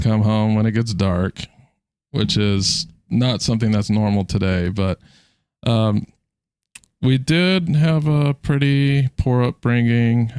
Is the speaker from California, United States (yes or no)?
yes; San Diego, California, United States; now in Virginia, United States; born in San Diego.